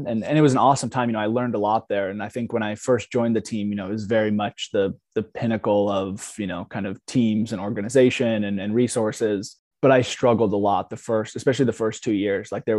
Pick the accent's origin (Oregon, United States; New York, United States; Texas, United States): Oregon, United States; where I grew up in Oregon